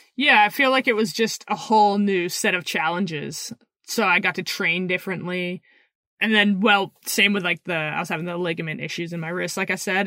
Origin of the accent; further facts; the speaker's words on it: Pemberton, British Columbia, Canada; also born or lived in Squamish, British Columbia; I grew up in Pemberton, B C until I was about twelve.